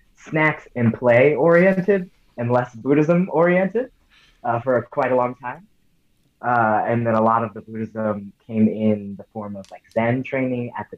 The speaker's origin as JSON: {"language": "English", "town": "Santa Ana", "region": "California", "country": "United States", "tie": "born or raised there", "said": "I'm from Santa Ana, California. I grew up in the Orange County area"}